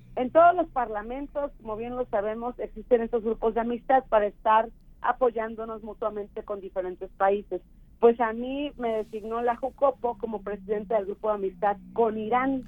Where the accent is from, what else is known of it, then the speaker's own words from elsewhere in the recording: San Rafael, Veracruz, Mexico; moved away; San Rafael, que es de donde soy yo